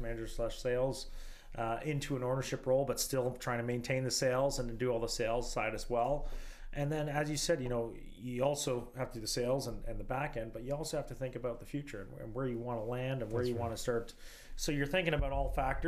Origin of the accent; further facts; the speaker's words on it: Canada; I was born in Canada.